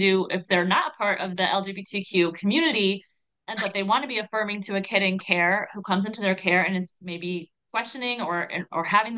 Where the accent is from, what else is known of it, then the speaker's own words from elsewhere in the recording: Ohio, United States; now in Connecticut, United States; I'm from Ohio originally